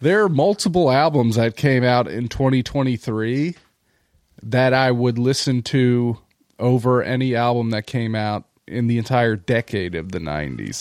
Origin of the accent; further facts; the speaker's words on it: Delaware County, Pennsylvania, United States; I did grow up in Delco, of course, in the nineties